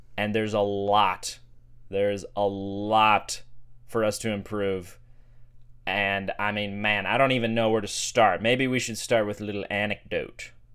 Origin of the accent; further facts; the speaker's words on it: Sedona, Arizona, United States; growing up in Sedona, there was a lot of, um, alternative medicine